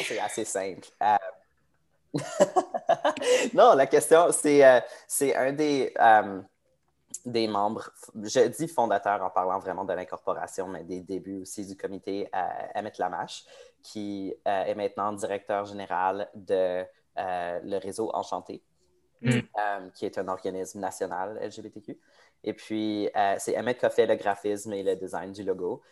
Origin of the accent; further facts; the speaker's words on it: Edmonton, Alberta, Canada; je suis né à, à Edmonton, en Alberta. J'ai toujours vécu à Edmonton